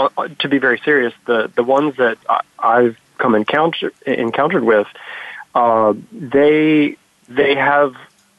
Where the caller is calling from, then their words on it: New York City, New York, United States; So I'm calling you from New York City, over on the west side in New York